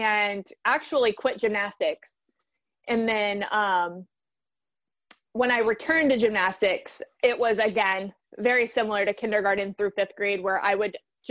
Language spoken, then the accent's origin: English; Baton Rouge, Louisiana, United States; I grew up in Baton Rouge, Louisiana